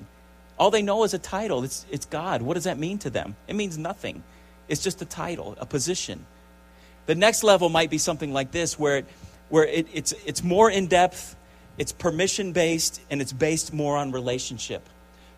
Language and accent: English; United States; as Americans